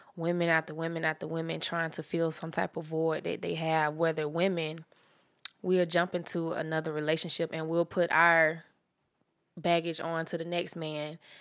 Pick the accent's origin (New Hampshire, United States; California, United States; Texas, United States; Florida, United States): Florida, United States; Jacksonville; I'm originally from Jacksonville, Florida